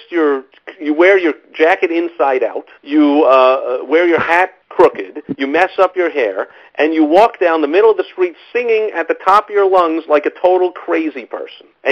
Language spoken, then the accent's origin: English; New York City, New York, United States; moved away as an adult; I was growing up in New York City in the 70s